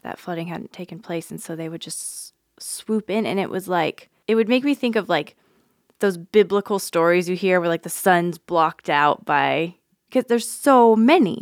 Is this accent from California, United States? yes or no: no; Nevada, United States; now in Nebraska, United States; I'm from Nevada originally.